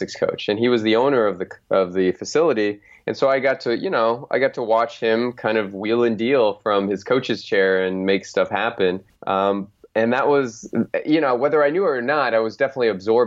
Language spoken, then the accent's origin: English; Phoenix, Arizona, United States; my hometown called the Phoenix Suns